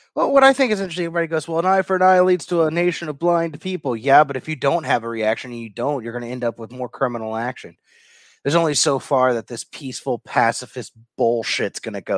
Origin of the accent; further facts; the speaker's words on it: Kentucky, United States; from my home state of Kentucky